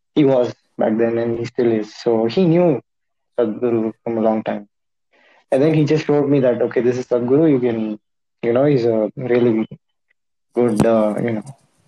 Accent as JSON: {"language": "English", "town": "Bangalore", "region": "Karnataka", "country": "India", "said": "I'm from Bangalore"}